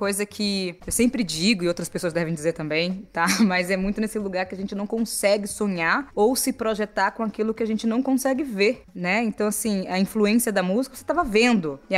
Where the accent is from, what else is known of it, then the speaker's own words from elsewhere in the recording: Salvador, Bahia, Brazil; born there; eu nasci no Nordeste de Amaralina, em Salvador